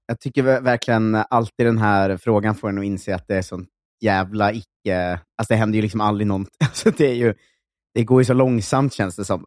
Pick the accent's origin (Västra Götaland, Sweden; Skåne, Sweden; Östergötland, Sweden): Östergötland, Sweden; Linköping; moved away; Östgötakorrespondenten, som är liksom morgontidningen där jag kommer från